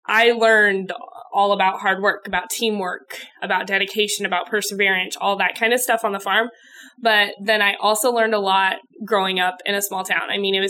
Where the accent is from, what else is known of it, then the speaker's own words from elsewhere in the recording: Callaway, Nebraska, United States; I grew up in Callaway, Nebraska, graduated from Callaway High School. Callaway's got a little more than 500 people in it